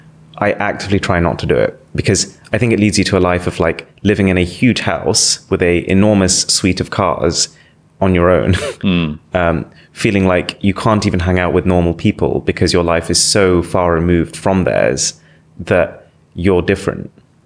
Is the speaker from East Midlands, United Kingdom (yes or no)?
yes; Nottingham, East Midlands, United Kingdom; I was born in Nottingham. Yeah. I've grown up in Nottingham. It's like my hometown.